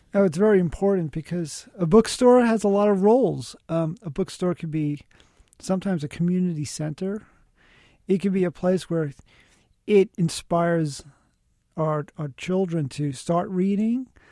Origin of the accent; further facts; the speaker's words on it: New York City, New York, United States; I grew up in the South Bronx